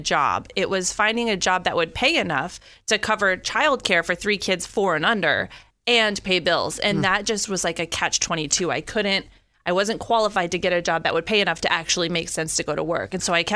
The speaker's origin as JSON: {"language": "English", "town": "Peoria", "region": "Illinois", "country": "United States", "also_born_or_lived": "Pittsburgh, Pennsylvania", "moved": "yes", "lives_now": "Florida, United States", "said": "I'm from Illinois."}